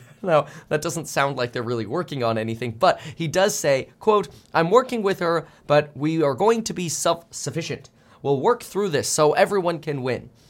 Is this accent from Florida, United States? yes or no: yes; South Florida, United States; moved away; I grew up in South Florida